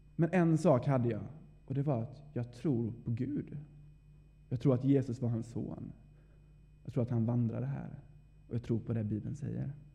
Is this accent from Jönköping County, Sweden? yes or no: yes; Vaggeryd, Jönköping County, Sweden; moved away as an adult; now in Uppsala, Sweden; är född och uppvuxen här i Vaggeryd